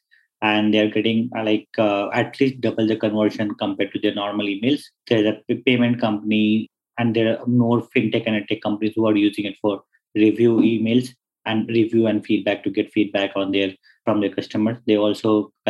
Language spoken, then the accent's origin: English; India; I come from India